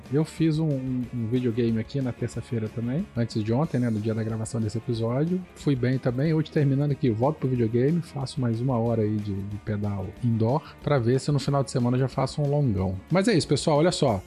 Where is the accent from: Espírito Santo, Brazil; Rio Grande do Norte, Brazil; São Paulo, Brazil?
Espírito Santo, Brazil; Vila Velha; o Renato, o Valdir, o Douglas e eu, nós somos aqui do Espírito Santo, Vila Velha